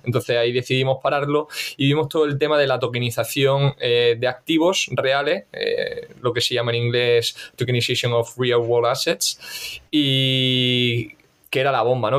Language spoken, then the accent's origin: Spanish; Granada, Andalusia, Spain; moved away as an adult; now in Valencia, Spain; soy granadino y, hace nueve años ya, macho, me vine aquí a estudiar a Valencia